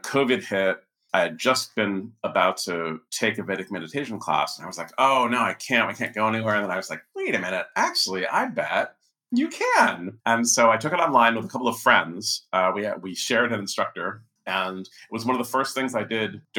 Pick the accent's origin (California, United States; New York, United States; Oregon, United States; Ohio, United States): California, United States; growing up in California in the 70s